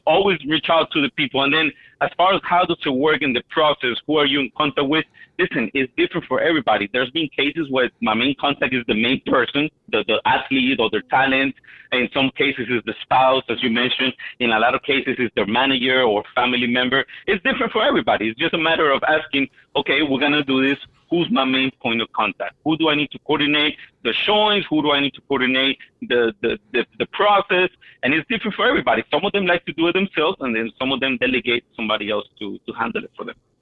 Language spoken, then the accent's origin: English; Miami, Florida, United States; I'm from Miami.